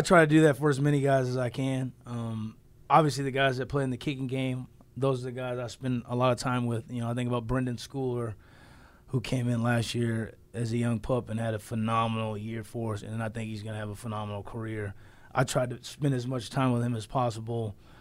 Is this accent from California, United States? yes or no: yes; Southern California, United States; I grew up in Southern California